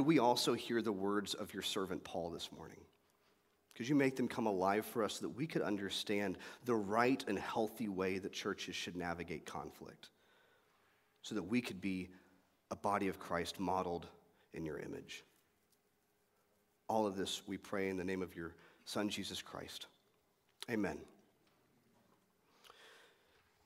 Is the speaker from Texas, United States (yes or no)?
yes; Euless, Texas, United States; I grew up in Euless Bedford area, the mid-cities between Dallas and Fort Worth